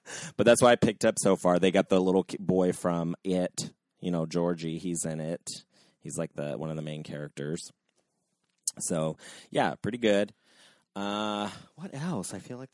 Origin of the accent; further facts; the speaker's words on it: Cincinnati, Ohio, United States; I'm from Cincinnati